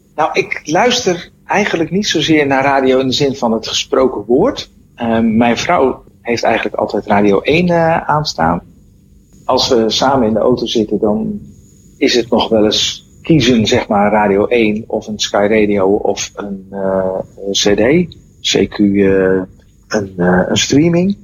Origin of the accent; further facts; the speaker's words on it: Netherlands; als Hollander